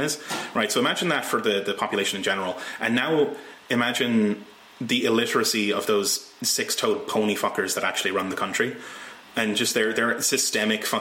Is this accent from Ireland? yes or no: yes; Ireland; now in Scotland, United Kingdom; I'm from Ireland originally and I live in Scotland